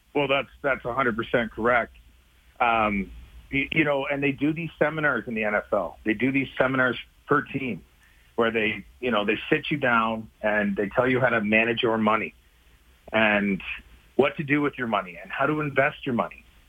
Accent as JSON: {"language": "English", "country": "Canada", "tie": "born or raised there", "said": "I'm pretty sure my birth certificate says I'm Canadian"}